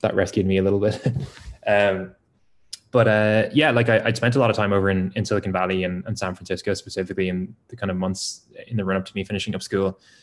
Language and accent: English; Ireland; as an Irish person